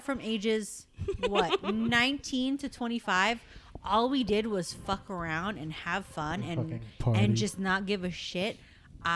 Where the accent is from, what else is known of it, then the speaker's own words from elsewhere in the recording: United States; me growing up in this country as opposed to growing up in the Philippines